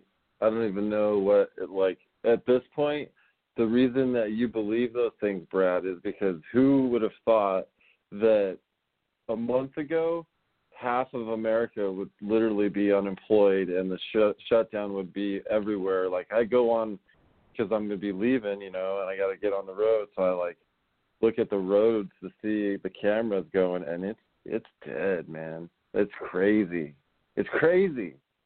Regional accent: Netherlands; I'm from Holland. Isn't that weird?

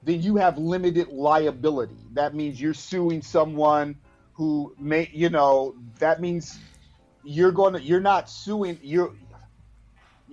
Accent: Inglewood, California, United States; I'm from Inglewood and my people are still there

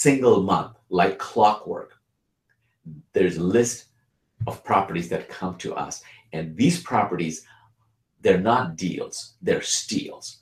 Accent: Bangladesh; now in United States; I'm originally from Bangladesh

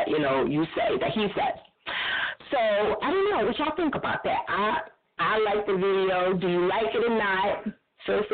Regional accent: New Jersey, United States; I'm from Jersey

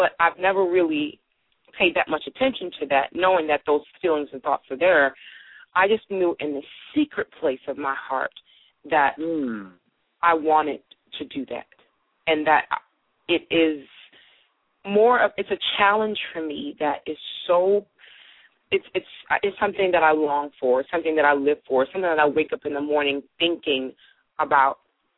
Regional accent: Brooklyn, New York, United States; I was a kid from Brooklyn, had no idea what I was getting myself into

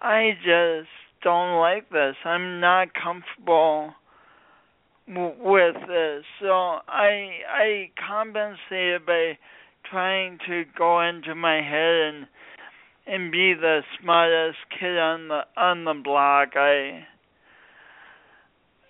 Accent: Midwest, United States; also born or lived in Sioux Falls, South Dakota; now in San Diego, United States; I'm from the Midwest, but this isn't a Midwestern accent

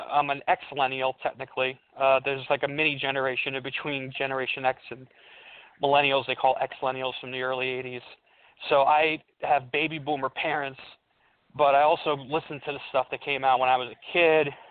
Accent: Colombia; born there; Uh, you know, I'm also raised in an Italian American house, even though I was born in Colombia. So I listen to Latin music.

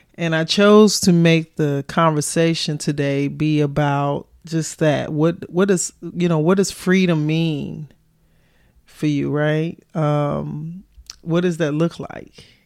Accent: Chicago, Illinois, United States; moved away; also born or lived in the South (US); I was born and raised in Chicago.

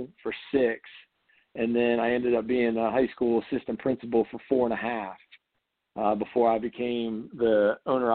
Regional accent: New Jersey, United States; moved away as an adult; I grew up in New Jersey

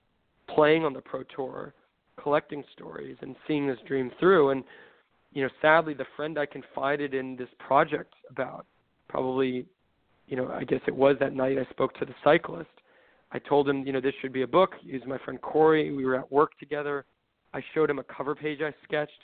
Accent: Southern California, United States; I grew up in Southern California

